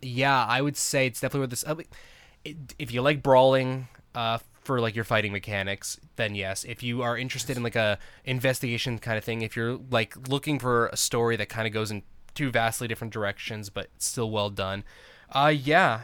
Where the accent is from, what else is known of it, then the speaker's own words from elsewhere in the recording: New York, United States; now in Arizona, United States; I'm actually from New York originally, but I've been in Arizona so long that I may as well be an Arizona native